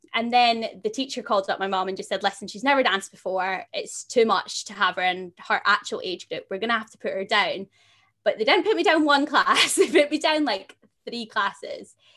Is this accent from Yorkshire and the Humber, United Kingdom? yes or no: no; a little town just outside of Glasgow, Scotland, United Kingdom; I come from a little town just outside of Glasgow